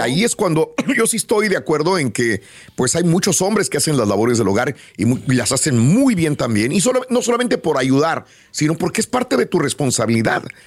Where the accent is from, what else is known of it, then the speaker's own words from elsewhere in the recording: Mexico; tú hablas como mexicana, y yo también